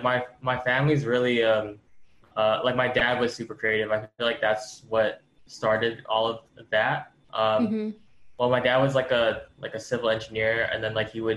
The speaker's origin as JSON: {"language": "English", "town": "Ewa Beach", "region": "Hawaii", "country": "United States", "tie": "born or raised there", "moved": "as an adult", "lives_now": "Las Vegas, United States", "said": "I grew up in Hawaii. I recently moved here."}